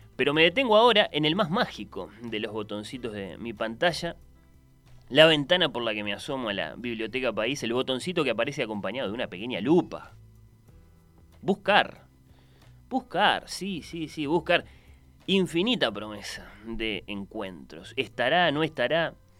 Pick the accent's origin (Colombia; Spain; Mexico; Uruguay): Uruguay